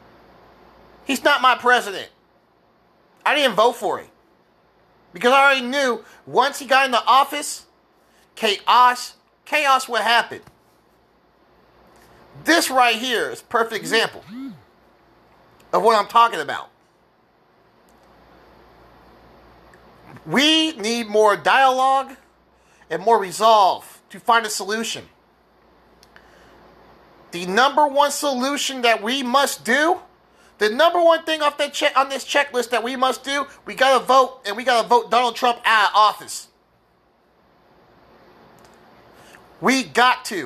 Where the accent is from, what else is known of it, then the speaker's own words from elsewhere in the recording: United States; as an American